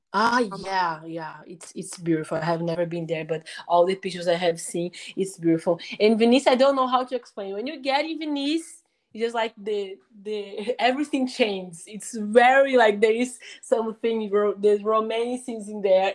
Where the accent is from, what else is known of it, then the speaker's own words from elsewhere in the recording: Brazil; English is a second language; we are speaking English in Brazil